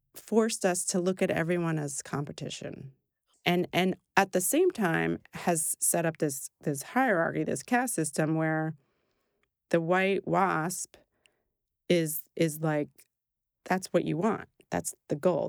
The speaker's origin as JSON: {"language": "English", "area": "Brooklyn, the Bronx, and New Rochelle", "region": "New York", "country": "United States", "tie": "born or raised there", "said": "I grew up in Brooklyn, the Bronx, and New Rochelle"}